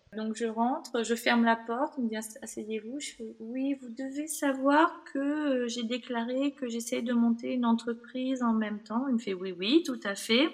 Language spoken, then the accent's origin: French; Bordeaux, Nouvelle-Aquitaine, France; also born or lived in Toulouse / Australia; moi je suis bordelaise